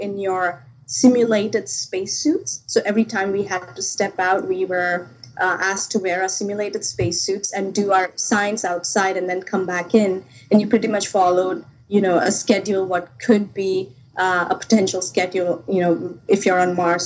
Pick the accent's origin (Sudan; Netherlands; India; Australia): India; moved away; I grew up back in India